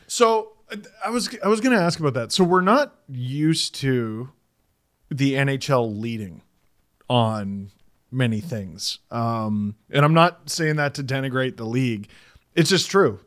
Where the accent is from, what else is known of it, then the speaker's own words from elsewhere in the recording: Canada; As a Canadian